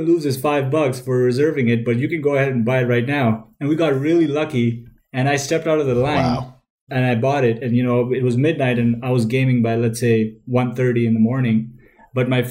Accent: Toronto, Ontario, Canada; I grew up in Toronto

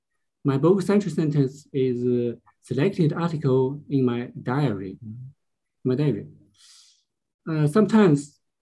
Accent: Shanghai, China; English is a second language; also the book Century Scientist. I come from Shanghai, China.

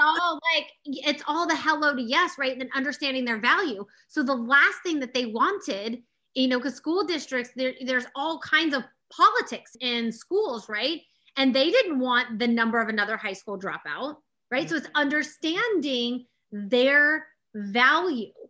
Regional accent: Austin, Texas, United States; I grew up in Austin, Texas

